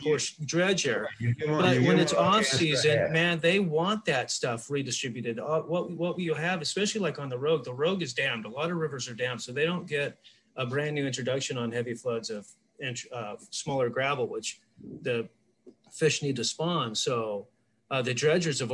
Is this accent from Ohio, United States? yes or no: no; Colorado, United States; moved away; I was raised over in Colorado when I was younger, up in the middle of the Rocky Mountains